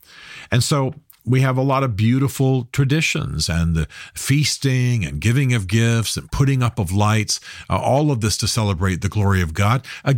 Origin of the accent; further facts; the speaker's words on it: Germany; I grew up in Germany and no one celebrates Christmas like Germans. I have a deep love of Germany, having lived there so much of my youth.